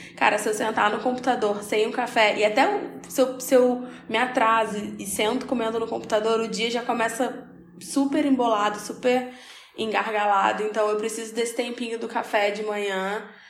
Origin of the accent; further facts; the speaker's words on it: Rio de Janeiro, Brazil; Sou carioca